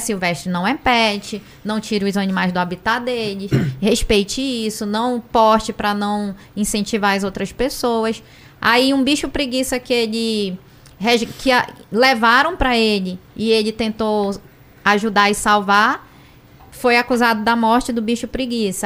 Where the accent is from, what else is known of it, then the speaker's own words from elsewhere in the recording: Amazonas, Brazil; sou amazonense